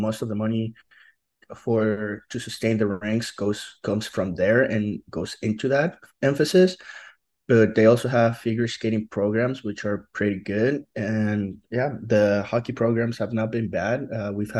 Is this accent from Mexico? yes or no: yes; Mexico City, Mexico; now in Utah, United States; I'm from Mexico City in Mexico.